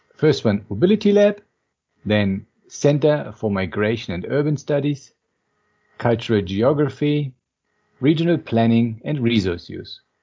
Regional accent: Berlin, Germany; I'm actually from Berlin, and even more interestingly, I'm from the east part of Berlin

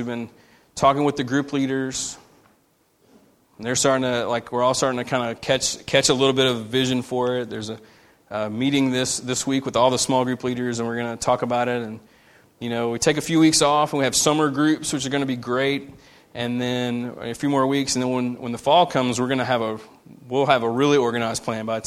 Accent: United States; we as American Christians

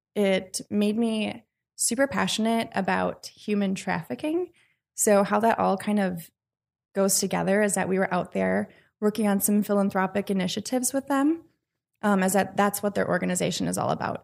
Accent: Washington County, Wisconsin, United States; I've already got involved in my hometown, which is in Washington County

